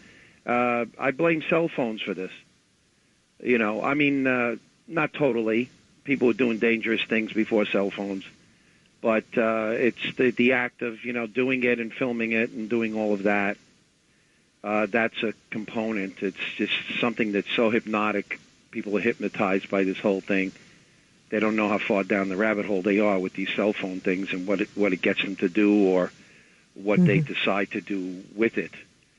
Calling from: Riverdale, New York, United States; Yeah, this is … from Riverdale.

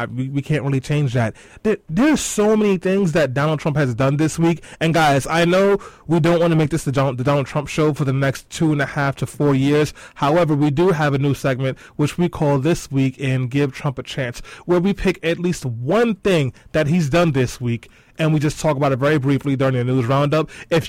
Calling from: Canada; I'm actually calling from Canada right now.

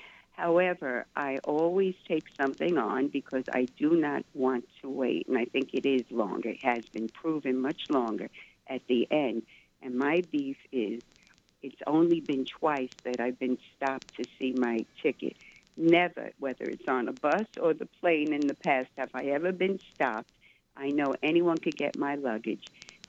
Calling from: New York, United States; I'm … from New York.

